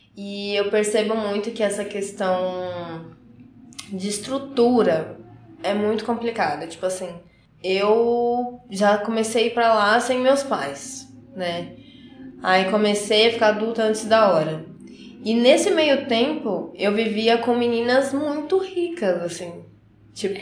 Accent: Carapicuíba, São Paulo, Brazil; moved away as an adult; also born or lived in Barueri; now in Curitiba, Brazil; Eu sou paulista, eu nasci em Barueri, só que morava em Carapicuíba e hoje estou aqui em Curitiba

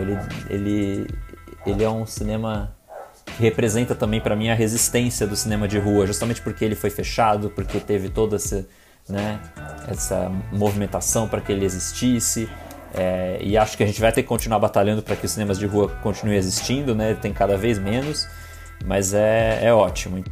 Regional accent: São Paulo, Brazil; Eu sou nascido em São Paulo

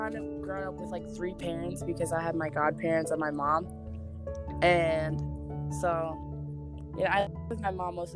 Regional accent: United States; also born or lived in North Kansas City, Missouri; all over Kansas and Missouri. Just like, I lived in Overland Park, Grandview, Independent, Kansas City, just all over the place

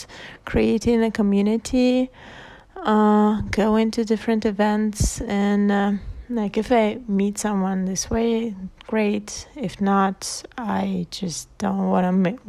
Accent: southern Russia, Russia; moved away as an adult; also born or lived in Buenos Aires, Argentina; I'm back in my hometown in the south of Russia

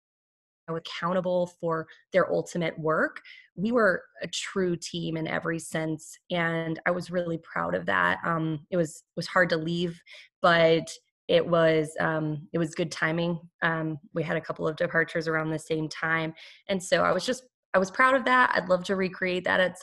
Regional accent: New Mexico, United States; moved away as an adult; also born or lived in Southwest / California / Texas; now in North Carolina, United States; I was born in New Mexico, had lived most of my life in the Southwest, had gone to school in California and Texas

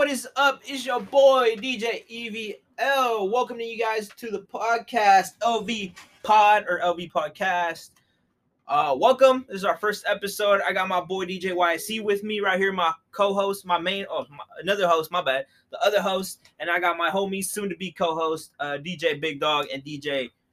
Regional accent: Columbus, Ohio, United States; we're from Columbus.

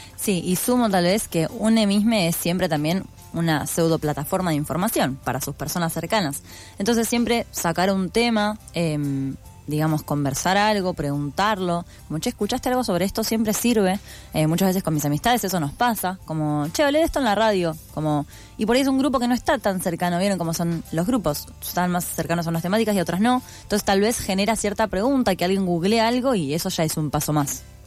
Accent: Buenos Aires, Argentina; como persona porteña

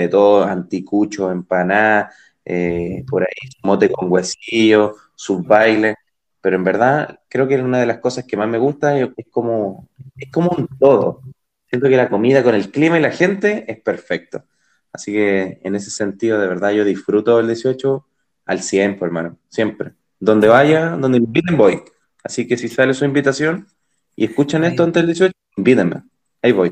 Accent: Chile; los chilenos somos

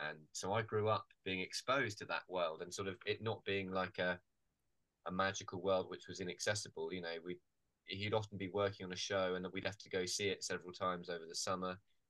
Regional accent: Falmouth, South West England, United Kingdom; I grew up in Falmouth, which is a kind of harbour town in Cornwall.

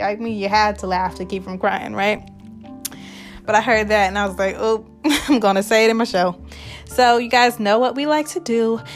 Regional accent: Nebraska, United States; I am also from Nebraska.

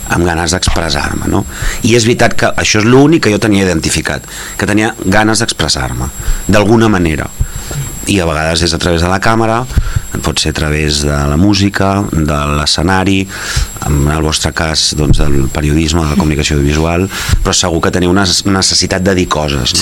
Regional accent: Gelida, Catalonia, Spain; born or raised there

